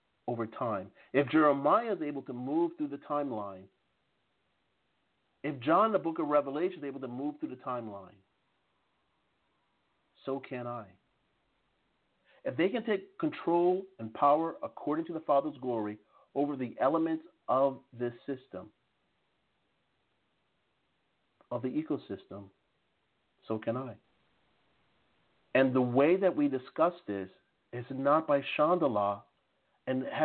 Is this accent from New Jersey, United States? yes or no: yes; New Jersey, United States; I'm originally from New Jersey